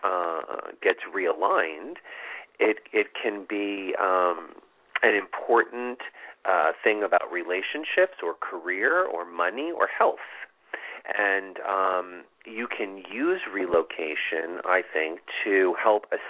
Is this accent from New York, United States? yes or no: yes; New York, United States; now in Los Angeles, United States; I was born in New York and I relocated to Los Angeles